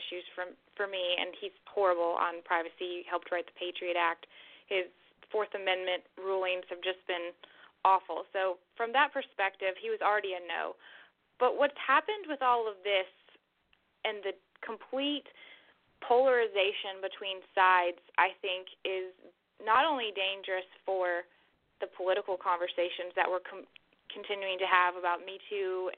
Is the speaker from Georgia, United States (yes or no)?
yes; Alpharetta, Georgia, United States; moved away as an adult; now in Statesboro, United States; I grew up in Alpharetta, but I moved down here about 3 years ago